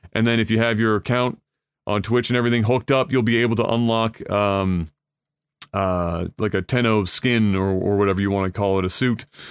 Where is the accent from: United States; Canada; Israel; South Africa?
Canada; as a Canadian